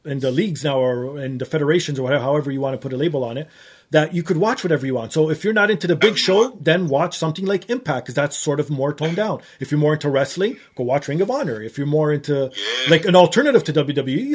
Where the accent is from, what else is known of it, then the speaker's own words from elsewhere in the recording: Canada; I'm a Canadian